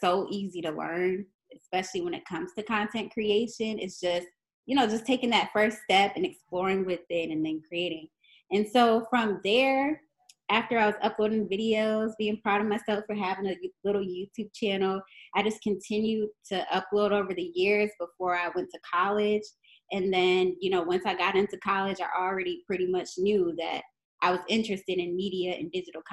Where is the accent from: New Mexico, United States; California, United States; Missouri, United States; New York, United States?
New York, United States; Niagara Falls; I was in this after-school program in my hometown, Niagara Falls, New York